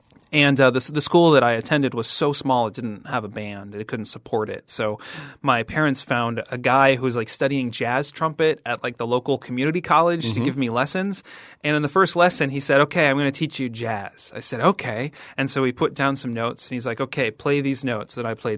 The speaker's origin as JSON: {"language": "English", "region": "Midwest", "country": "United States", "tie": "born or raised there", "said": "And as a kid kind of growing up in the Midwestern suburbs, I thought … was, like, some warning of an apocalyptic inner city, you know, dystopia."}